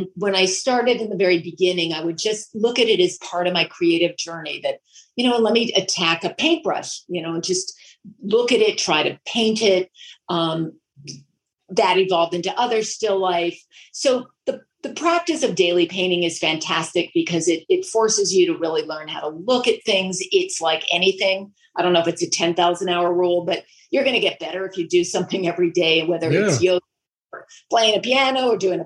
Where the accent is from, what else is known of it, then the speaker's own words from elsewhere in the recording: Vermont, United States; moved away; also born or lived in La Jolla, California; I grew up in Vermont, and then I moved to La Jolla, California.